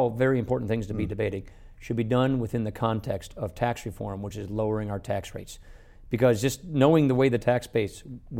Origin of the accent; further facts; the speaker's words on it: Wisconsin, United States; Look, I come from Wisconsin.